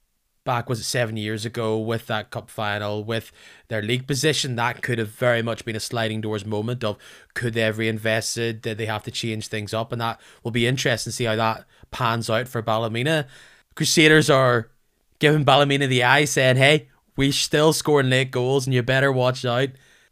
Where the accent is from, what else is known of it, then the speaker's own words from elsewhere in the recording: Scotland, United Kingdom; being a Scot